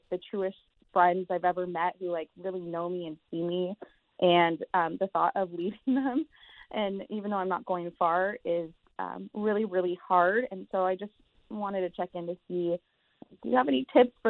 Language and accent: English; San Francisco, California, United States; I'm from San Francisco.